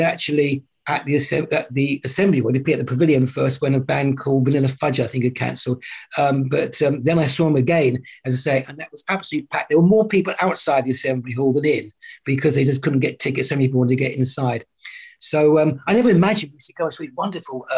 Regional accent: Littlehampton, South East England, United Kingdom; also born or lived in Worthing; I was born in Littlehampton along the coast.

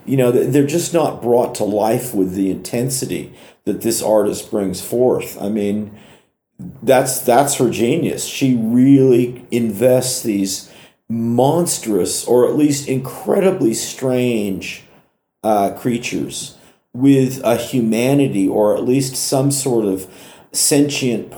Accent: Oakland, California, United States; Oakland, which is my hometown.

